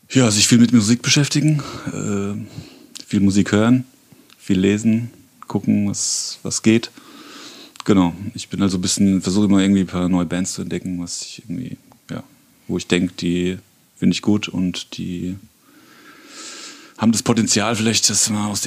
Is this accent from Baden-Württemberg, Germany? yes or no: no; Bürgstadt, Bavaria, Germany; Nee, wir sind beide zugezogen. Also der, ich sag jetzt mal Sepp, ähm, kommt aus dem Westerwald und ich komme aus Miltenberg, Birkstadt, genauer gesagt, direkt nebendran.